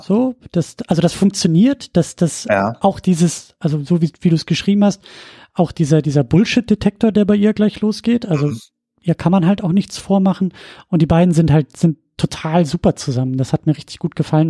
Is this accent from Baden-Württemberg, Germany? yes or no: no; Husum, Schleswig-Holstein, Germany; weil das äh, meine Heimatregion ist